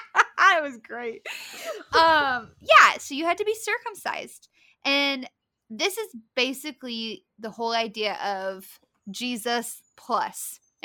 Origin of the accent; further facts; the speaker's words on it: Appalachia, United States; accent: Appalachian; also born or lived in Southern Ohio; We don't even speak English. We speak Appalachian.